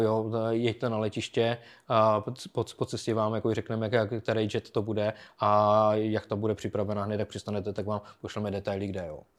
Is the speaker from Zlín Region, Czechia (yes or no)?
no; Bruntál, Moravian-Silesian Region, Czechia; moved away as an adult; also born or lived in United Kingdom / Pardubice area; já byl jakoby od Bruntálu